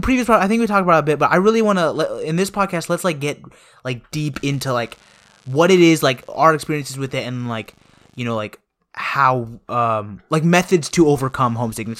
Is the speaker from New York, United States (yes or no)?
no; Woodstock, Georgia, United States; when I come back from Woodstock, it's not like I feel homesick anymore. It's more like I feel this nostalgia, like, it, it just feels nice to be back home